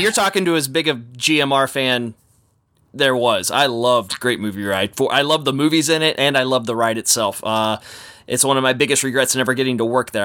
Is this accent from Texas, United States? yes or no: yes; Texas, United States; growing up in Texas